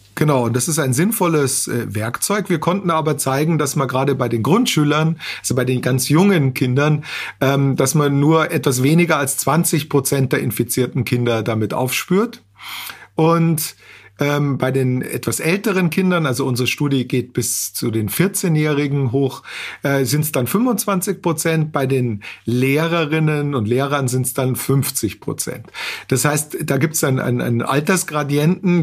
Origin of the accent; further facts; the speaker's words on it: Austria; bei uns in Österreich